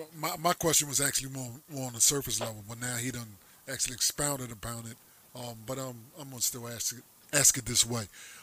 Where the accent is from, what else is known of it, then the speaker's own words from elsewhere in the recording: New Jersey, United States; I'm East Coast heavy. I was born up in New Jersey